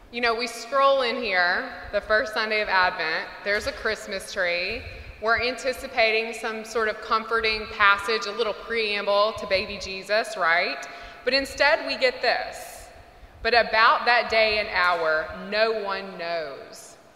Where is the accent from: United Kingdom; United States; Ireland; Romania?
United States; Mississippi; When I was a kid growing up in Mississippi, and I know we think of Texas as the Bible Belt, but really